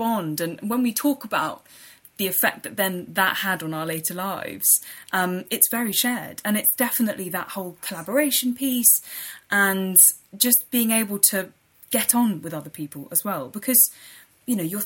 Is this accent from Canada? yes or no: no; London, United Kingdom; also born or lived in Leicester; I was brought up in London, born and bred, in North London in Highbury